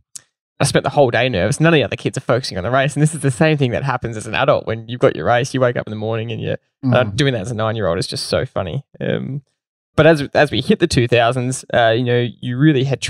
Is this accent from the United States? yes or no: no; Belgrave, Victoria, Australia; we grew up in Belgrave